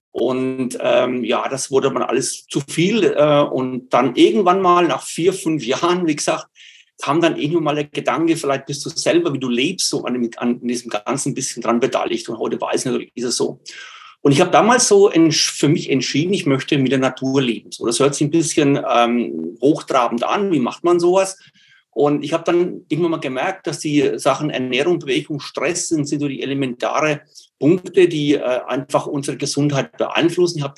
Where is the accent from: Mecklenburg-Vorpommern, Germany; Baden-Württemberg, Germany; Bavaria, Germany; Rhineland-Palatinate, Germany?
Bavaria, Germany; accent: Franconian dialect; Ich komme aus Bayern, aus Nordbayern, aus der Nähe von Würzburg. Und da hat man eben diesen fränkischen Dialekt. Ich versuche es also so gut es mir geht, ähm, Hochdeutsch zu sprechen.